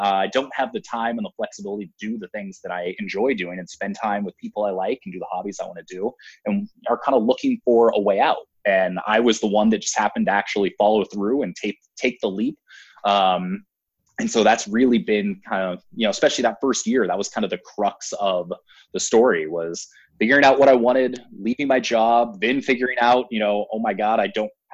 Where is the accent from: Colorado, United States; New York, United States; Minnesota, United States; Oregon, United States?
Oregon, United States; Portland; my hometown, Portland, Oregon.